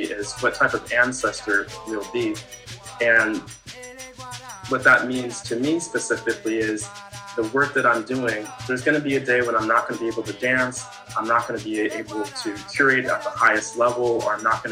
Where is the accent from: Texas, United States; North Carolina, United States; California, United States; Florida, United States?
California, United States; San Jose; I grew up in Northern California, a place called San Jose.